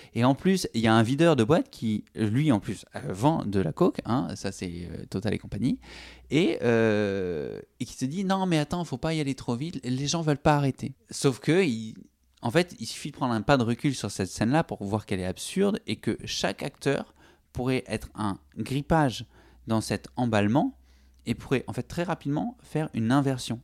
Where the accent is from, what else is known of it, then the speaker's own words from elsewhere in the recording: Toulouse, Occitania, France; je suis de Toulouse